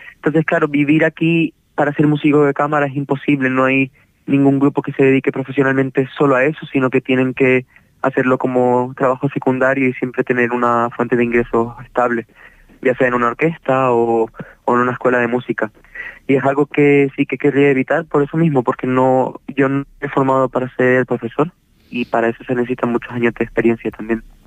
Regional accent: Canary Islands, Spain; nosotros, siendo canarios

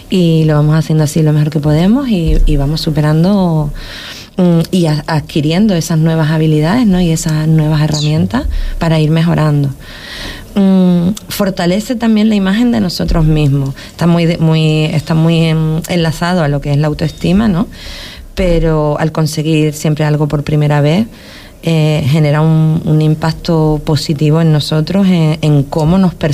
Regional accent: Huelva, Andalusia, Spain; now in Canary Islands, Spain; mi tierra de Huelva.

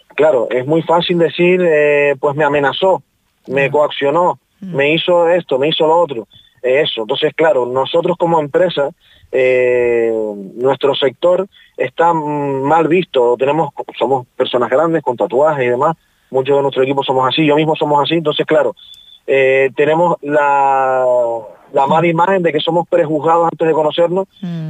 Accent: Tenerife, Canary Islands, Spain; now in Fuerteventura, Spain; yo soy de Tenerife, pero considero que esta es mi tierra

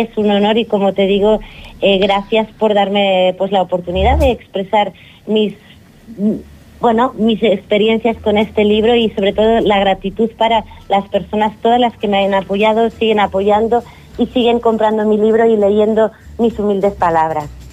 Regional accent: Girona, Catalonia, Spain; also born or lived in Barcelona; now in Fuerteventura, Spain; no nací en Girona porque casi me moría y nací en Barcelona, pero soy de Girona

